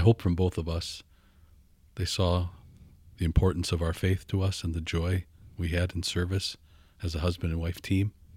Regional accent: Fond du Lac, Wisconsin, United States; also born or lived in Minnesota; Six months I lived there, and then my my dad was a pastor, took a call. So yeah, the only home I knew was Fond du Lac, all the way from six months old to college

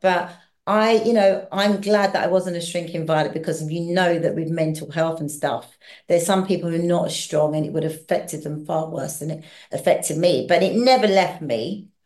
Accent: London, United Kingdom; also born or lived in Hackney, London; I was born in Hackney, Hackney. but I grew up in southeast London

